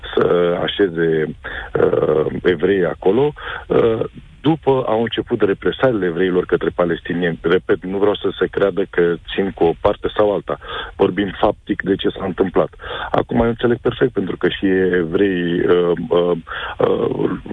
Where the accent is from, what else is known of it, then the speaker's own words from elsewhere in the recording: Romania; Noi, ca români